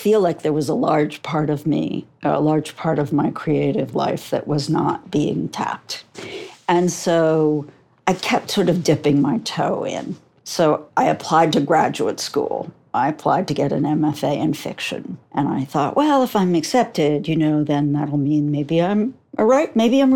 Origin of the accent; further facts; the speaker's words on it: New York, United States; I'm from New York